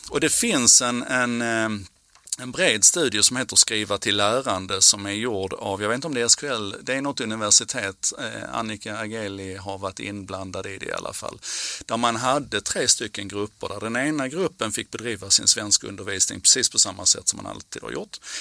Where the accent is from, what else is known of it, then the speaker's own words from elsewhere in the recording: Malmö, Skåne, Sweden; på 70-talet när jag växte upp i Malmö